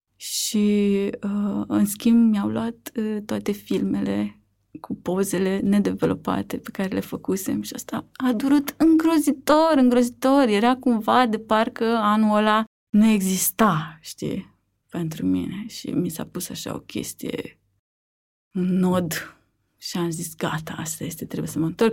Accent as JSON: {"language": "Romanian", "town": "Vulcana-Pandele", "region": "Dâmbovița County", "country": "Romania", "tie": "born or raised there", "also_born_or_lived": "Târgoviște / Barcelona", "said": "Sunt nu din Târgoviște, dar uh, am crescut uh, în Vulcana Pandele, într-un sat lângă Târgoviște, până la 8 ani."}